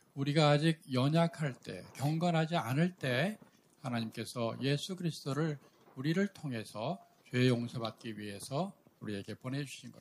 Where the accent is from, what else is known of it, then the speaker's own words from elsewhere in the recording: South Korea; 저의 아내와 우리 정부지사 선생님은 우리 같은 교회, 우리 한국에 있는 같은 교회에서 어릴 때부터 자랐습니다